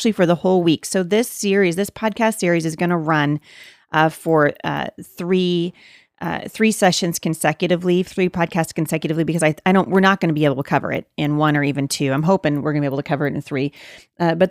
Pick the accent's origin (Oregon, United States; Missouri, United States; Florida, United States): Oregon, United States; Portland; I live, near Portland, but I was born and raised right in the Portland, Oregon area